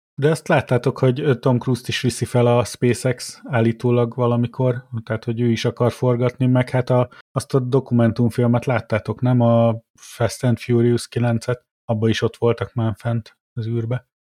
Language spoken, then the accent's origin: Hungarian; Miskolc, Borsod-Abaúj-Zemplén, Hungary; also born or lived in Tullamore, Ireland; now in Ireland; én Miskolci vagyok, én tudom, én jártam ott